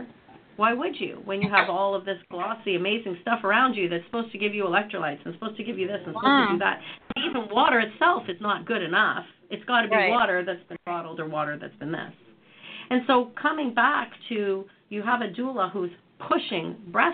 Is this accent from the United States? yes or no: no; Canada; I come from Canada